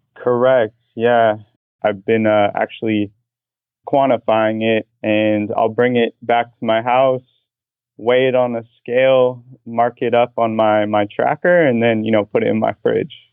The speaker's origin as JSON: {"language": "English", "town": "Portland", "region": "Oregon", "country": "United States", "tie": "born or raised there", "also_born_or_lived": "Boston, Massachusetts", "moved": "as an adult", "lives_now": "Orlando, United States", "said": "I was born and raised in Portland, Oregon"}